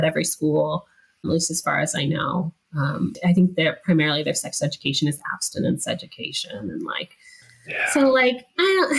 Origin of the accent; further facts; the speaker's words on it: Fresno, California, United States; moved away as an adult; also born or lived in Davis, California / Utah / Germany; I'm from California, but I'm from Fresno, which is in the Central Valley